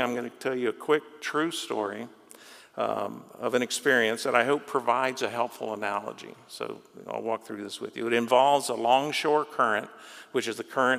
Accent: Florida, United States; I grew up in Florida, learned to swim at the beach

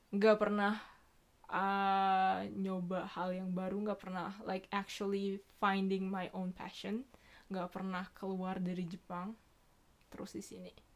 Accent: Indonesia; now in Tokyo, Japan; gue dari Indo

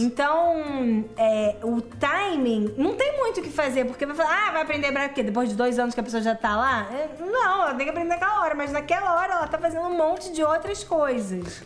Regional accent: Rio de Janeiro, Brazil; also born or lived in Israel; eu estudei em escola judaica no Brasil, cresci no Rio

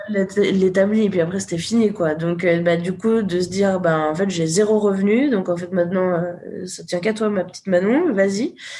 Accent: Haute-Savoie, Auvergne-Rhône-Alpes, France; moved away; je suis retournée dans mon village natal en Haute-Savoie

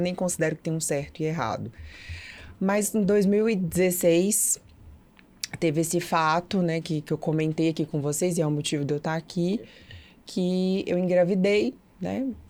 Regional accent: Brasília, Federal District, Brazil; moved away as an adult; now in Belo Horizonte, Brazil; Eu sou natural de Brasília

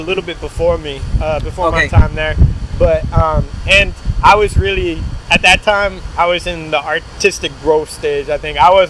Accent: Connecticut, United States; moved away as an adult; also born or lived in Florida; now in Boston, United States; I was born in Connecticut.

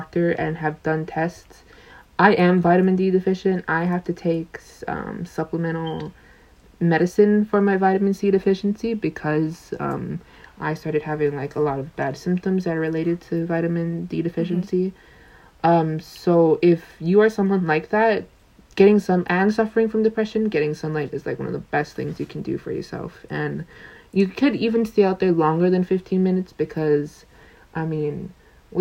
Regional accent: Oregon, United States; moved away; I grew up in Oregon, so there's lots of trees and stuff like that.

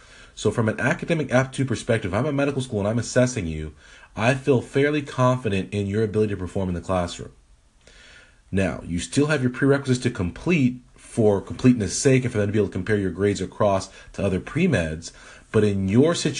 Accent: Edmonton, Alberta, Canada; moved away; That is my birthplace. I am a Canadian. A lot of people don't know this. I was born in Edmonton, Alberta.

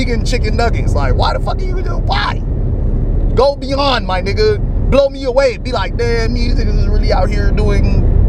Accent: Miami, Florida, United States; I grew up in Miami.

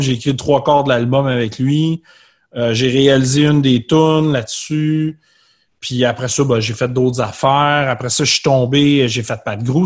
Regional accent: Candiac, Quebec, Canada; je, viens de Candiac. Je viens de Rive-Sud-Ouest

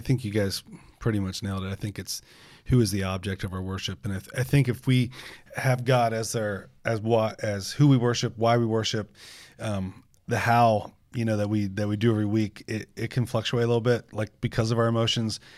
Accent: United States; we're American

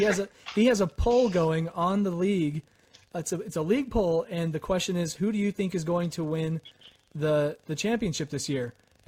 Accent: Idaho Falls, Idaho, United States; here in my hometown of Idaho Falls.

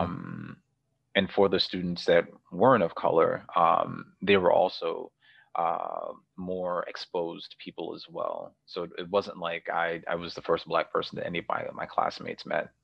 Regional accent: New York, United States; moved away as an adult; also born or lived in Cleveland, Ohio; it was really different growing up in New York and then transitioning to Cleveland, Ohio

